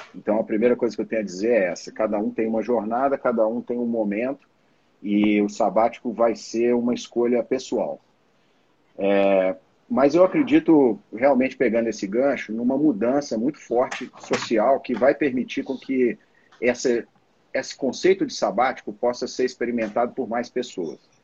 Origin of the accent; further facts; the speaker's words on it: Belo Horizonte, Minas Gerais, Brazil; eu sou mineiro de Belo Horizonte